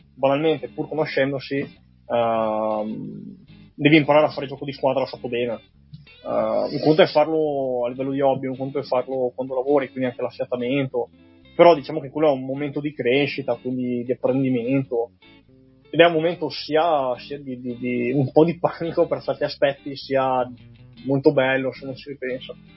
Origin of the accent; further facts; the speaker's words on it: Castellavazzo, Veneto, Italy; also born or lived in Bologna; vengo dai dintorni di Belluno, da Castellavazzo, vicino a Lungarone, e ho frequentato l'ITI qui a Belluno